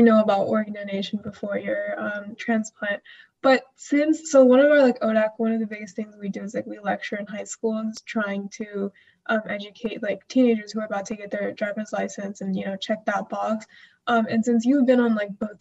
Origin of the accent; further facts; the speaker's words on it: India; now in United States; I'm from India